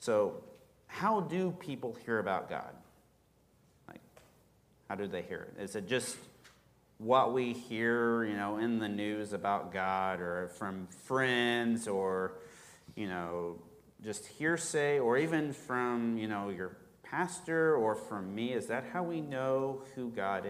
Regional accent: rural Kansas, United States; I grew up in Kansas, rural Kansas, middle of nowhere

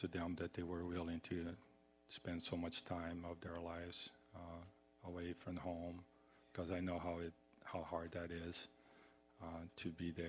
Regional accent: Brazil; I'm originally from Brazil, and I'm very humbled and always felt very happy to go to their home

